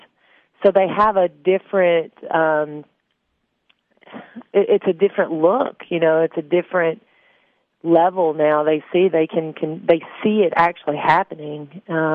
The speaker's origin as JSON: {"language": "English", "area": "Upper Cumberland area", "region": "Tennessee", "country": "United States", "tie": "born or raised there", "said": "me growing up in the Upper Cumberland area, I am a rural girl."}